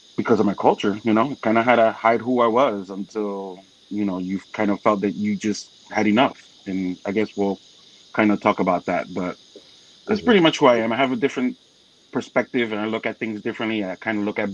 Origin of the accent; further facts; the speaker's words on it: New Jersey, United States; also born or lived in Florida; now in North Carolina, United States; was born and raised in Jersey